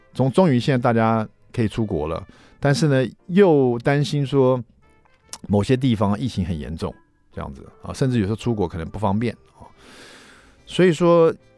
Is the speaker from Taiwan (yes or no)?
yes; Taiwan; 我们台湾人